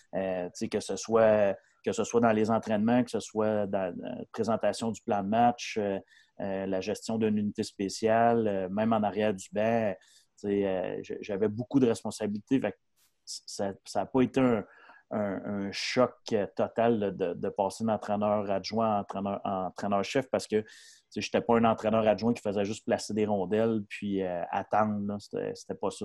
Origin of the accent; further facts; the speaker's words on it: Shawinigan, Quebec, Canada; je suis natif de la Mauricie, je viens de Shawinigan, Shawinigan Sud